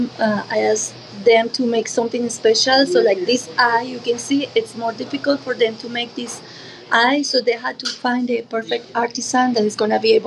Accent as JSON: {"language": "English", "country": "Colombia", "moved": "yes", "said": "I'm from Colombia."}